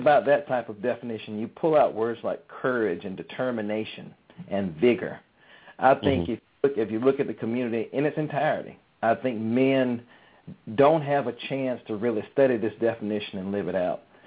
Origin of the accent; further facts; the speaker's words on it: Birmingham, Alabama, United States; moved away; also born or lived in Atlanta, Georgia; I was raised in Birmingham, Alabama, so that means you know I have a good root system, that southern root system